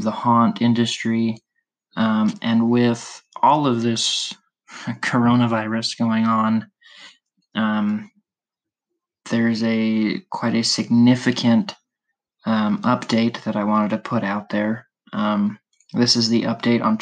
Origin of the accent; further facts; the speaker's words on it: Utah, United States; I'm from Utah